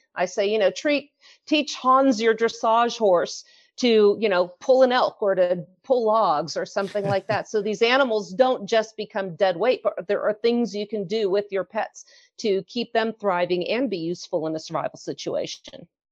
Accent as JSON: {"language": "English", "town": "San Francisco", "region": "California", "country": "United States", "tie": "born or raised there", "moved": "as an adult", "lives_now": "Utah, United States", "said": "I was born and raised in San Francisco"}